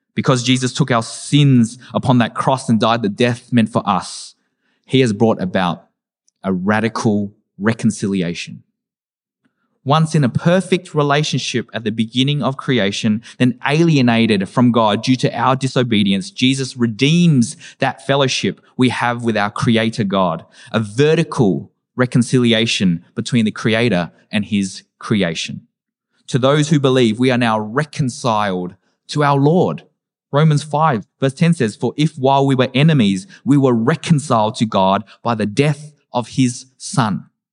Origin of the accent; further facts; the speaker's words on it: Australia; as an Australian-born Vietnamese person